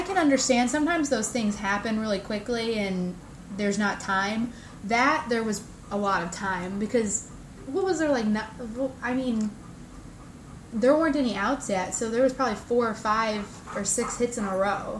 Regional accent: Illinois, United States; also born or lived in Jacksonville, Florida; I'm from Illinois. I'm an Illini fan

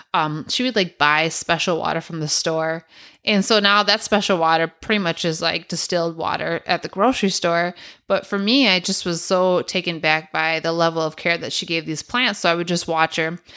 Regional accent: Milwaukee, Wisconsin, United States; we grew up on Humboldt and Brady over in Milwaukee on the east side

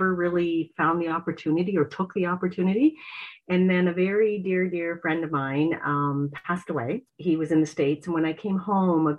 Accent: Port Stanley, Ontario, Canada; moved away as an adult; now in Prince Edward Island, Canada; I'm from Port Stanley, Ontario.

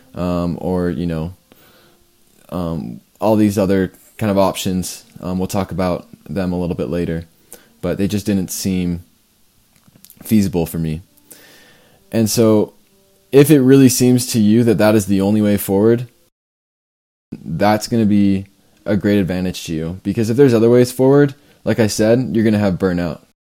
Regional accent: Canada; I'm from Canada

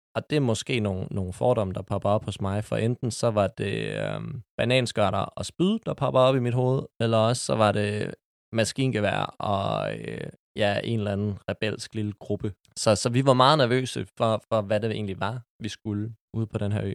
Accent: Copenhagen, Capital Region of Denmark, Denmark; Jeg er 25 år og er født og opvokset på Amager.

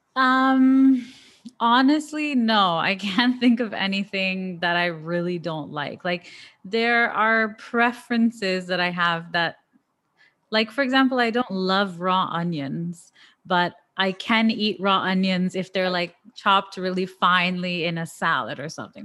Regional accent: Canada

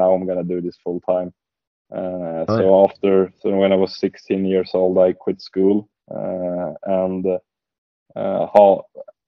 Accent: Västerås, Västmanland, Sweden; I grew up in a town called Västerås. It's 1 hour west of Stockholm.

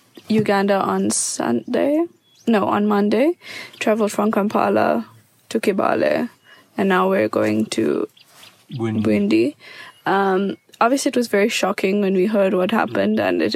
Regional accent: South Africa; I'm from South Africa.

